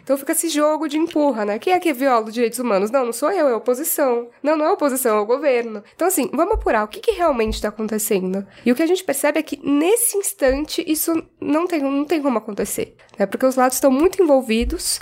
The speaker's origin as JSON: {"language": "Portuguese", "country": "Brazil", "said": "enquanto brasileira"}